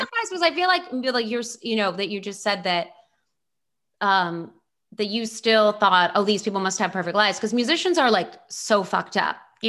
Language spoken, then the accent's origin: English; Baltimore, Maryland, United States; I'm just from Baltimore.